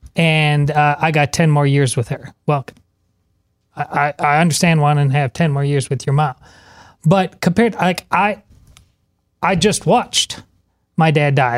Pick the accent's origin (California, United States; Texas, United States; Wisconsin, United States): Wisconsin, United States; Madison; moved away; my hometown of, uh, Madison, Wisconsin